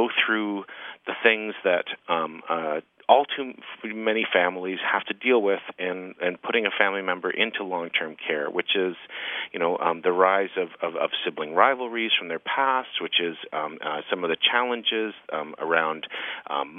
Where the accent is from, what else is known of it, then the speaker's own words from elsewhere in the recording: Canada; as a Canadian storyteller